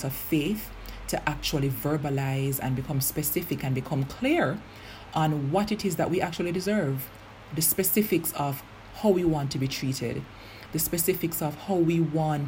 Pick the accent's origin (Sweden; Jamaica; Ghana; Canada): Jamaica; I'm Jamaican